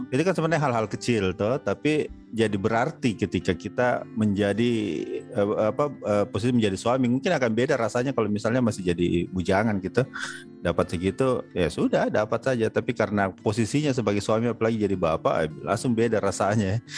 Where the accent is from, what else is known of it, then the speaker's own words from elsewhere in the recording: South Sulawesi, Indonesia; konsep menjadi bapak rumah tangga itu asing sekali untuk orang Indonesia secara umum, apalagi untuk uh, kita ya Bugis Makassar.